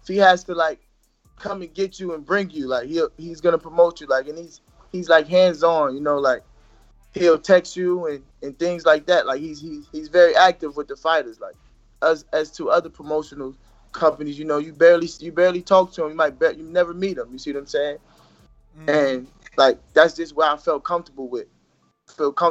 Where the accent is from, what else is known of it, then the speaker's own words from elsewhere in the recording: Jersey City, New Jersey, United States; I was born in Jersey City, New Jersey. But my mother's from Jersey City